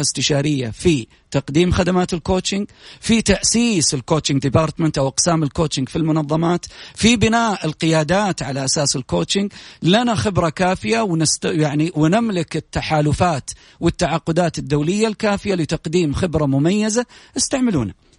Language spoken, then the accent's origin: Arabic; Saudi Arabia; في بلدنا